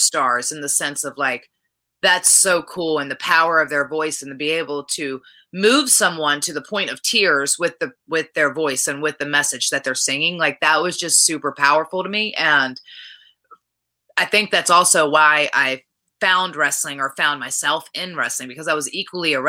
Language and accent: English; Richmond, Virginia, United States; back in my hometown at the Canal Club.